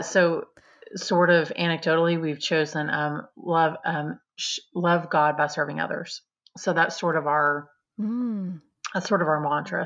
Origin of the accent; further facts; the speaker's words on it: Texas, United States; also born or lived in Austin, Texas; I'm a Texan